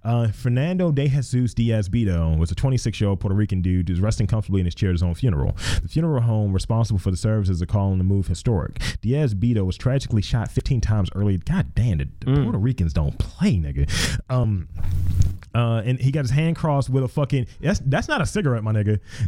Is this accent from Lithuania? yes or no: yes; Lithuania; born there; I chose leeches because I was born in Lithuania and leech therapy is used for a whole wide range of illnesses that I have heard of.